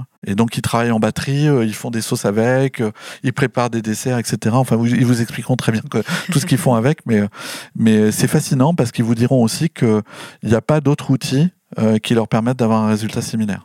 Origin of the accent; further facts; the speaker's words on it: Lannion, Brittany, France; now in Nantes, France; je suis breton de cœur, hein, puisque je suis, né, euh, né en Bretagne